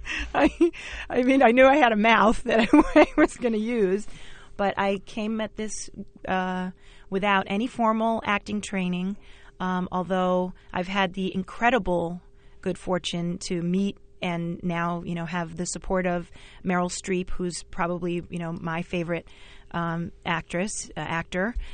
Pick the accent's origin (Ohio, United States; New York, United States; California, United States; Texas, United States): New York, United States; New York City; also born or lived in Bayside, Queens; I grew up in Flushing and Jamaica